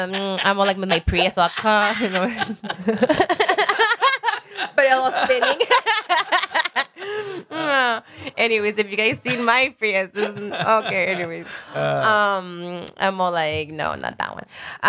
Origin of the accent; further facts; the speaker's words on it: Sun Valley, California, United States; I grew up in Sun Valley